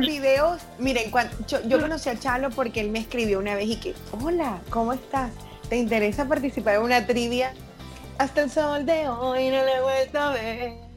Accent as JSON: {"language": "Spanish", "region": "Colombian Caribbean coast", "country": "Colombia", "also_born_or_lived": "Venezuela", "accent": "costeño", "said": "todos los de la costa hablamos súper distinto"}